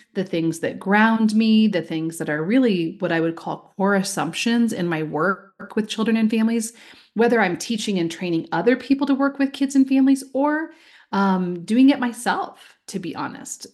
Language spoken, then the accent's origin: English; Iowa, United States; now in Oregon, United States; I recently got back from my home state of Iowa, where I grew up